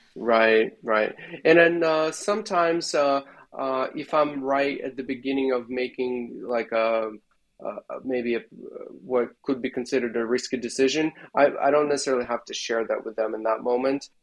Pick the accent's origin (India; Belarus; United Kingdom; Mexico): Belarus; moved away as an adult; now in San Francisco Bay Area, United States; at the university in belarus where i left my hometown and uh, went to study at the university there